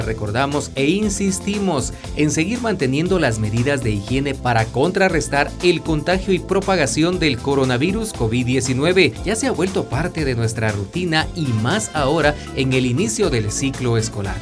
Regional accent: Guatemala; nuestra bella Guatemala

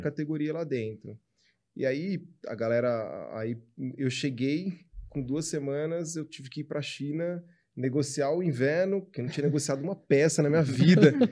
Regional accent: São Carlos, São Paulo, Brazil; eu sou do interior de São Paulo. Minha mãe é ainda mais do interior, eu sou de São Carlos

